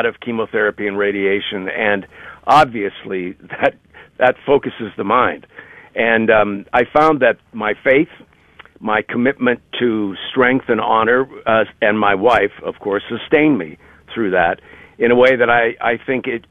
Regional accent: Ohio, United States; moved away as an adult; also born or lived in New York area; now in New York, United States; I grew up in Ohio, but I've been in the New York area for 40 years

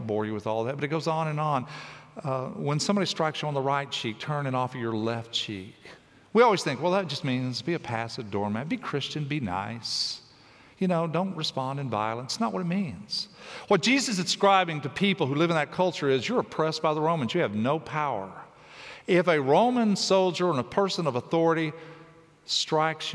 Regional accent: Tennessee, United States; I grew up in Tennessee

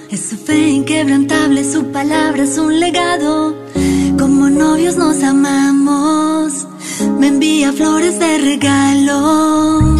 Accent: Colombia; cantautora de música católica, soy colombiana.

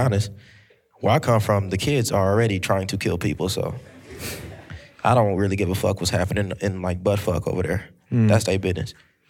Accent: Long Beach, California, United States; I'm from Long Beach.

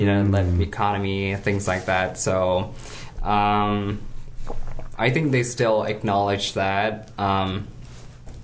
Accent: China; moved away as an adult; now in United States; growing up in China

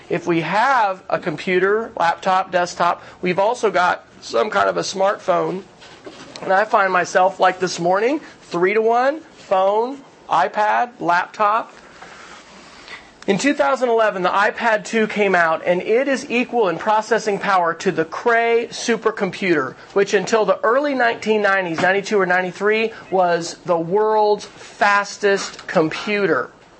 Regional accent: Kansas, United States; I grew up Air Force family, so my dad moved around. So, Kansas, where I grew up. You know, Lubbock, Texas, Oklahoma for the last 8 years. We're Okies, all right?

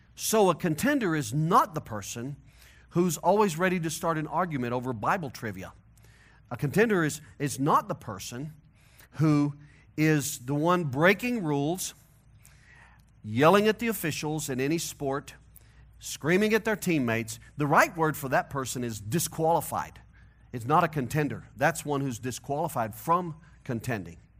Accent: St. Louis, Missouri, United States; accent: hillbilly nasal twang; now in Colorado, United States; my hillbilly nasal twang, that I'm from Missouri, originally. I got to Colorado as fast as I could. I moved here in nineteen ninety-four

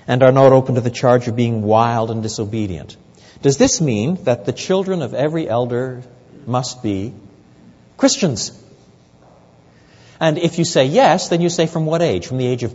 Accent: Quebec, Canada; I was brought up in French Canada

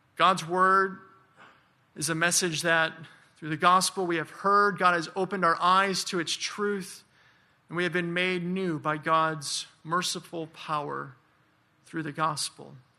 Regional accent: Michigan, United States; moved away; I'm from Michigan. I do not miss that weather at all.

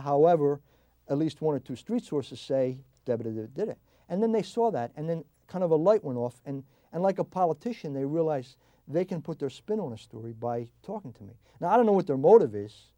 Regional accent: New Jersey, United States; also born or lived in South Philadelphia, Pennsylvania; I grew up in South Jersey

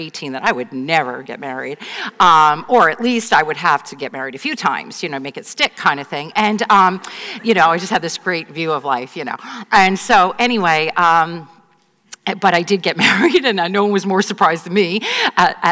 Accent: right outside the Bronx, New York, United States; I grew up right outside the Bronx

